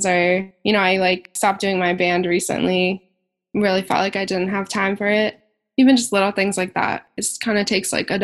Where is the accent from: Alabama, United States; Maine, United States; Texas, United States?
Maine, United States; now in Boston, United States; I grew up a hippie in Maine